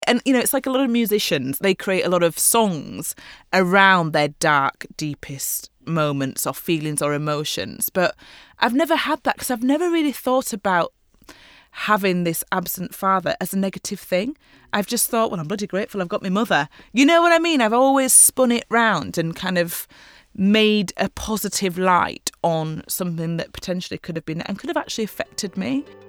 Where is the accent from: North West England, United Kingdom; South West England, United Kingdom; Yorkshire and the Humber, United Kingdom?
Yorkshire and the Humber, United Kingdom; Leeds; now in London, United Kingdom; to Leeds, to my hometown